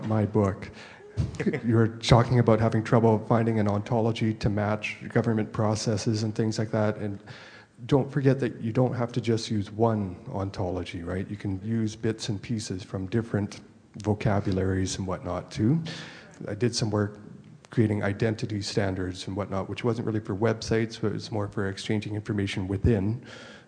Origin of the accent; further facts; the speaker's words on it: Canada; I'm from Canada as well.